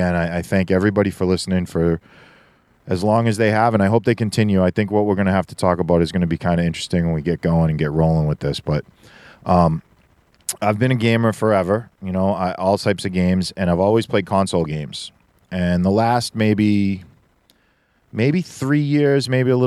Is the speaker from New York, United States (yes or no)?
no; Boston, Massachusetts, United States; we're both from Boston, different sections of Boston